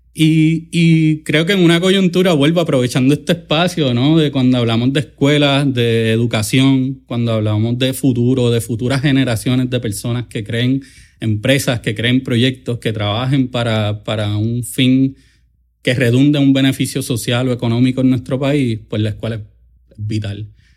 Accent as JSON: {"language": "Spanish", "town": "Caguas", "country": "Puerto Rico", "tie": "born or raised there", "said": "yo soy de Cagua, del barrio de Tomás de Castro, el área de allí de Villar de Castro, la calle 15"}